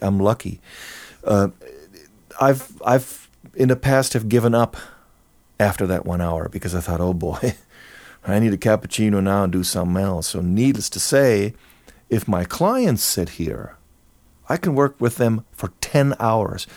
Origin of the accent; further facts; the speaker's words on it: near Cologne, North Rhine-Westphalia, Germany; moved away as an adult; now in Los Angeles, United States; I grew up in Germany. Um, in Cologne, very close, small town close to Cologne